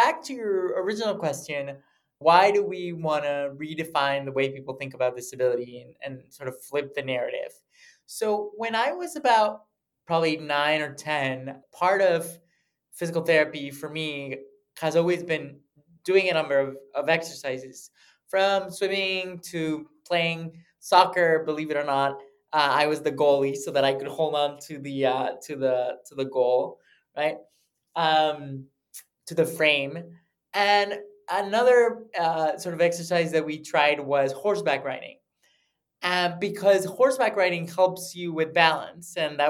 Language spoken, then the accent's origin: English; United States; born there; So I was born in the States actually by accident. My parents were shopping. They're both from Mexico, and they were shopping for baby stuff.